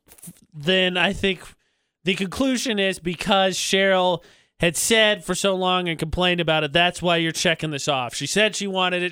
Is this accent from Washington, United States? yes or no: no; Indiana, United States; moved away; Indiana, my home state